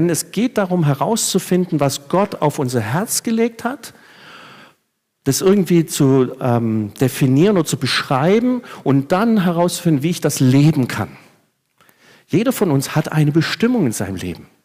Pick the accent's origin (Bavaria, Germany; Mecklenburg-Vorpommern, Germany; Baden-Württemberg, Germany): Baden-Württemberg, Germany; Reutlingen; habe mich bekehrt in, in einer Baptistengemeinde in meiner Heimatstadt Reutlingen. Ich kann auch so schwätze, dass man hört, dass ich daherkomme.